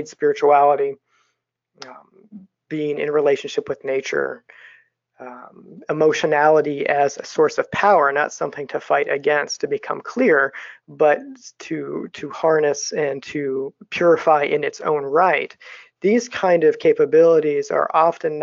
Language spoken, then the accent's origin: English; United States; as American dreamers